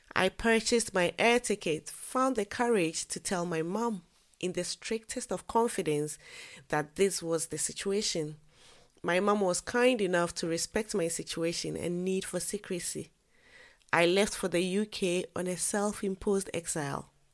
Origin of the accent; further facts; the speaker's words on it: Ghana; moved away as an adult; I am a Ghanaian by birth. I lived in Ghana until I completed university.